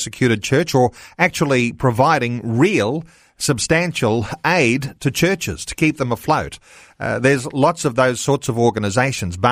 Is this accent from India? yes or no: no; Australia; we as Australian Christian believers